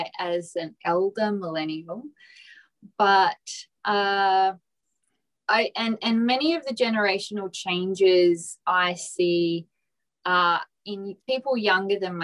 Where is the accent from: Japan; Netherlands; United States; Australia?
Australia; Port Adelaide, South Australia; I come from Port Adelaide in South Australia, which is of quite working class and quite blue collar